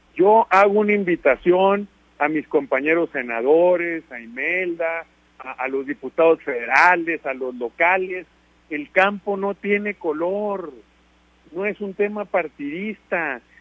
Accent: Sinaloa, Mexico; somos sinaloenses bien nacidos

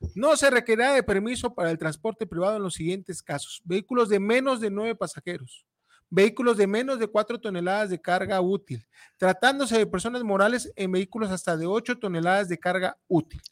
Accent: Mexico; somos mexicanos

